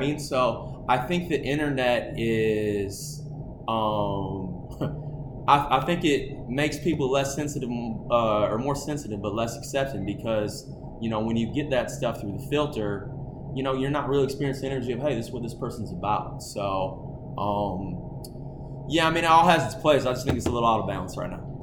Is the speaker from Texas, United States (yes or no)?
no; Okemos, Michigan, United States; I grew up in Okemos, Michigan